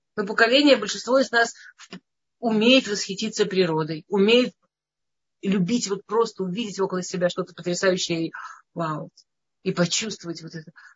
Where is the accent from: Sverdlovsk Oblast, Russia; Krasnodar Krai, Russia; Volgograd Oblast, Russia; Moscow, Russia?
Moscow, Russia; я из Москвы